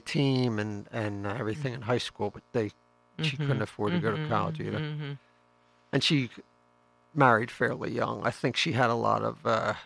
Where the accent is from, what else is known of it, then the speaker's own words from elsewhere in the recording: Folsom, Pennsylvania, United States; also born or lived in Philadelphia, Pennsylvania; I'm from Philadelphia. My parents are both from the Philly area